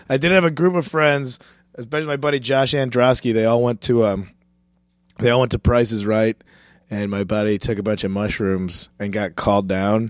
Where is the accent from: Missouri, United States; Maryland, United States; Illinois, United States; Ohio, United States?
Illinois, United States; Chicago; moved away; Chicago's my hometown